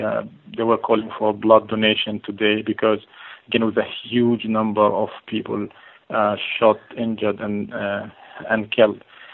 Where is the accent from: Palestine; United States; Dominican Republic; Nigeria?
Palestine; Gaza City, Gaza Strip; we ourselves, as kids going to school, we were targeted by Israeli occupation militias in the streets of the Gaza city. This is not surprising for us as Palestinians.